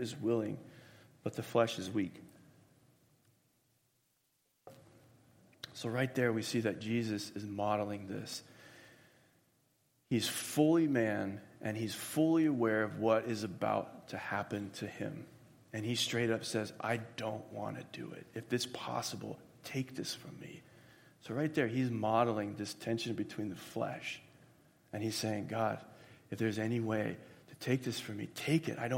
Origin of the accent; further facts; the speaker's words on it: Florida, United States; I grew up in Florida